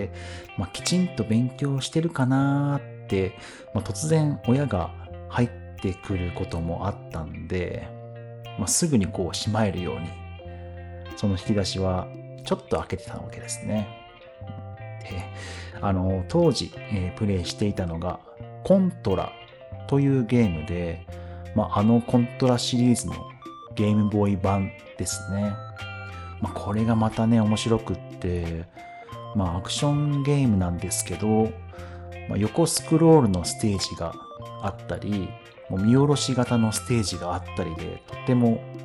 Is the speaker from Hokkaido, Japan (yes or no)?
yes; Hokkaido, Japan; 生まれも育ちも北海道、え牛乳やじゃがいも、えスイーツが有名なところに住んでおります。